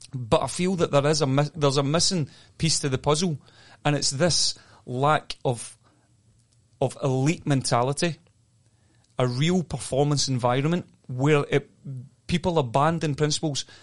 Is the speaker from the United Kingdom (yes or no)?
yes; Scotland, United Kingdom; moved away; I grew up in Scotland